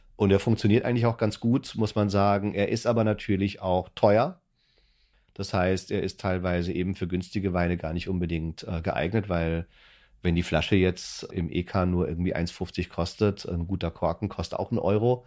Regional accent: Würzburg, Bavaria, Germany; now in Berlin, Germany; ich komme aus einer Weinbauregion, ich komme aus Franken, aus Würzburg

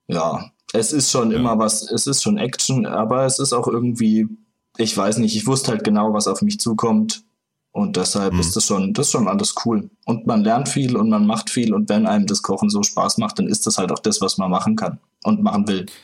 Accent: Freiburg, Baden-Württemberg, Germany; moved away as an adult; also born or lived in Nuremberg; now in Berlin, Germany; Ursprünglich aus Freiburg, aus der Region.

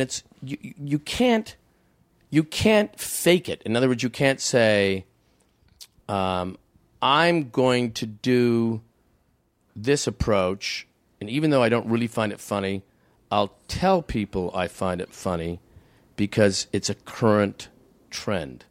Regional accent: Canada; I'm a Canadian

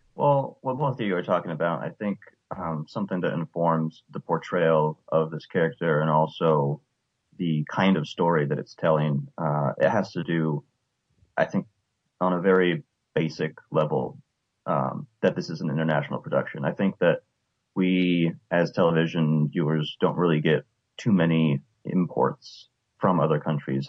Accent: United States; American T V viewers

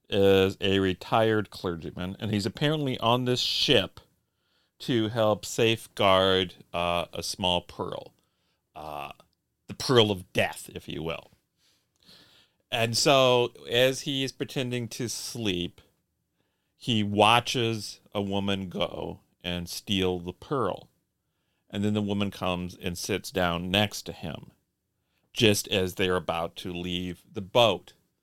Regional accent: Indiana, United States; I grew up in Indiana.

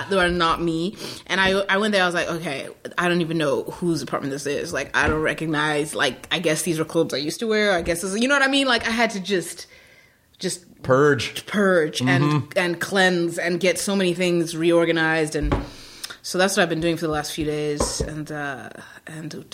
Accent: New York, United States; I'm a New Yorker too, so I'm like, but I, I still think 19, 1920s is an old ass building.

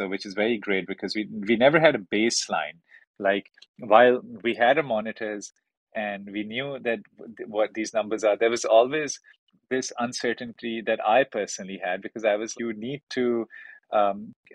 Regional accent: Karachi, Sindh, Pakistan; moved away; also born or lived in Beijing, China; I'm from Karachi

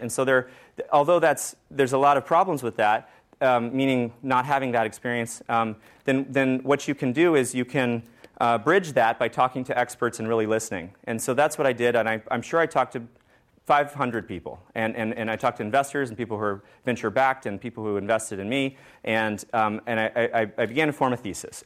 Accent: Georgetown, Texas, United States; I was born in Texas

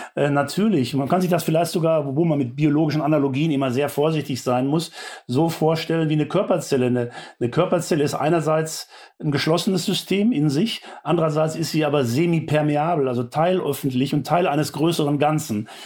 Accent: Germany; Wir äh, als Bundesbürgerinnen und Bundesbürger

